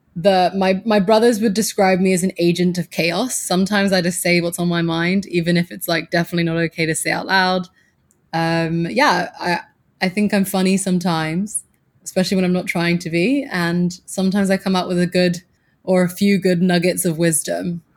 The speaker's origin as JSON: {"language": "English", "area": "Suffolk", "region": "East of England", "country": "United Kingdom", "tie": "born or raised there", "also_born_or_lived": "Abu Dhabi, United Arab Emirates", "moved": "as an adult", "lives_now": "New York City, United States", "said": "I grew up in Suffolk in England, and that's the countryside"}